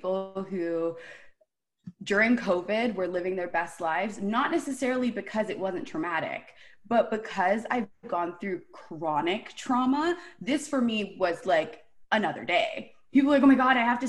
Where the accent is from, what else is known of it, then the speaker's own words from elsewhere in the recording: Toronto, Ontario, Canada; born and raised in Toronto